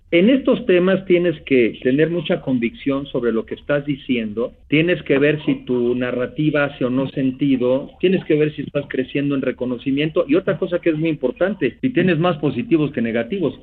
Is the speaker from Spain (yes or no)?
no; Mexico